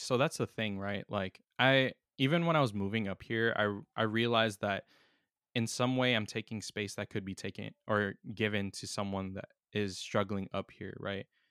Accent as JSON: {"language": "English", "town": "San Diego", "region": "California", "country": "United States", "tie": "born or raised there", "said": "my hometown"}